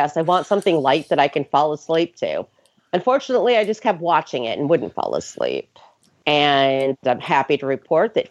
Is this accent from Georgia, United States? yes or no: no; New York, United States; moved away; also born or lived in the South (US); I'm from New York.